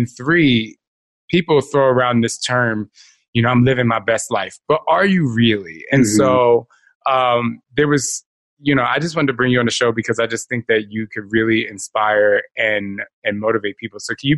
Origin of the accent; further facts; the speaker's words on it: New Jersey, United States; also born or lived in Philadelphia; I'm from Jersey.